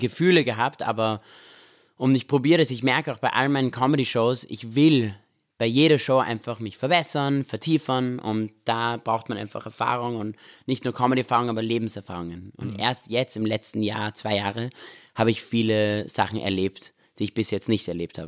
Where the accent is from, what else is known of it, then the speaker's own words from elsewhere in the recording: Vienna, Austria; moved away as an adult; also born or lived in Israel; now in Los Angeles, United States; wir sind in Österreich aufgewachsen, in Wien.